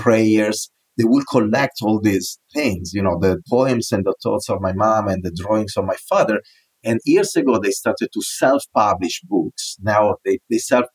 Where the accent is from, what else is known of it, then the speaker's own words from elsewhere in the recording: northern Italy, Italy; accent: Italian; English is a second language; moved away as an adult; now in New York City, United States; I was born in the north of Italy